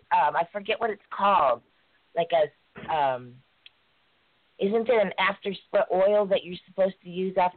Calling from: Oakwood, Georgia, United States; I'm from Oakwood, Georgia.

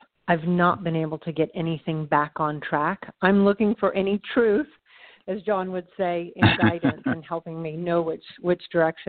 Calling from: California, United States; I'm in Cal

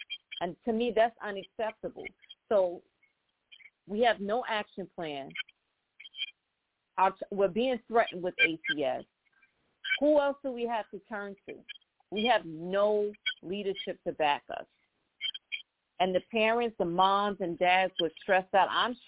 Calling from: New York City, New York, United States; I'm calling from the Bronx.

